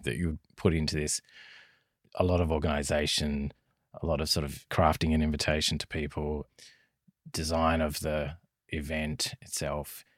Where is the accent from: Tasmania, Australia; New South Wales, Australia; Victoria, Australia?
Tasmania, Australia; southern; accent: Australian; As you might guess from my accent, I'm recording this on Australian soil. My home is a small hamlet in southern Tasmania, just south of the city of Hobart.